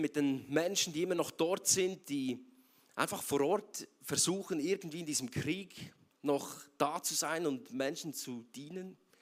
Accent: Bern, Switzerland; moved away as an adult; now in Zurich, Switzerland; Ich bin ursprünglich aus Bern und äh, schon länger jetzt in Zürich, seit sieben Jahren

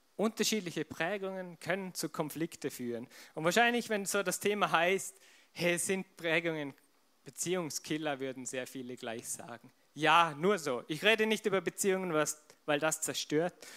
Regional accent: Vorarlberg, Austria; Verena und ich zum Beispiel, wir sind beide Vorarlberger, wir sind in dieser Kultur aufgewachsen

